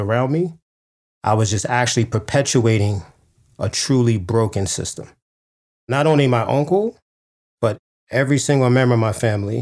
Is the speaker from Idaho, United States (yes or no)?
no; New York City, New York, United States; the one I grew up in Harlem, New York, in the 80s